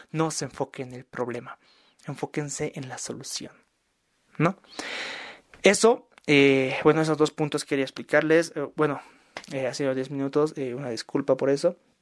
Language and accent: Spanish; Bolivia; yo soy de Bolivia